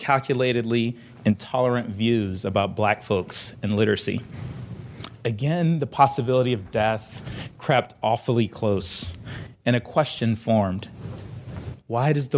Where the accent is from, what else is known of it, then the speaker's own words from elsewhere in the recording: Liberia; moved away; I am from Liberia, a fiercely independent and resilient little country off of the coast of West Africa.